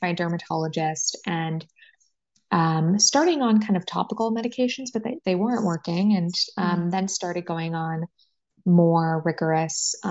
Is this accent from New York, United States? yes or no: no; San Francisco Bay Area, California, United States; now in San Diego, United States; I'm a California girl, born and raised. I grew up in the San Francisco Bay Area